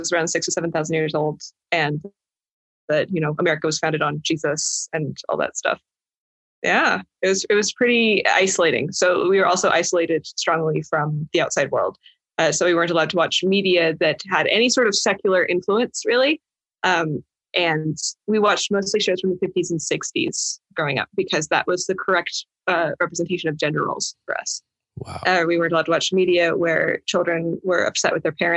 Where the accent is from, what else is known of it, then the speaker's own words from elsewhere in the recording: Idaho, United States; also born or lived in California; I was actually born in California, despite mostly growing up in Idaho